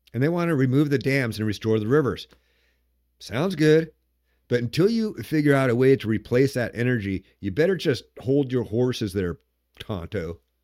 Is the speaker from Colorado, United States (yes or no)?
no; Washington, United States; my home state of Washington